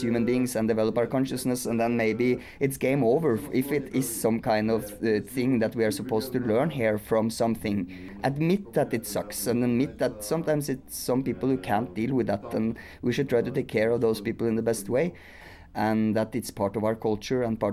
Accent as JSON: {"language": "English", "country": "Norway", "said": "I come from Norway"}